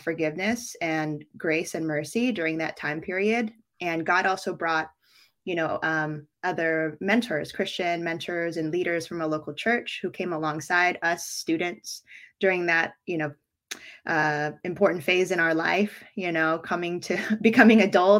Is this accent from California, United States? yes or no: yes; Bay Area, California, United States; moved away as an adult; also born or lived in New York City, United States; now in Philippines; raised in the Bay Area